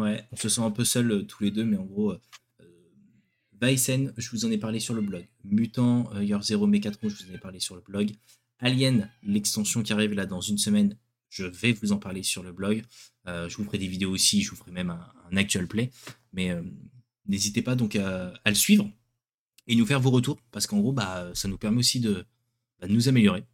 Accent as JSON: {"language": "French", "country": "France", "said": "chez nous en France"}